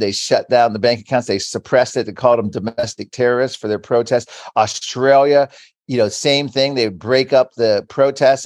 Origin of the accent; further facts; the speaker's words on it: Virginia, United States; my home state of Virginia